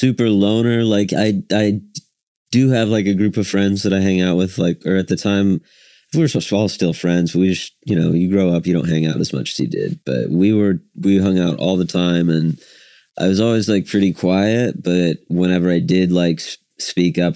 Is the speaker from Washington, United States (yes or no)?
no; Woodward, Oklahoma, United States; also born or lived in Oregon; now in Oklahoma City, United States; I grew up in Woodward, Oklahoma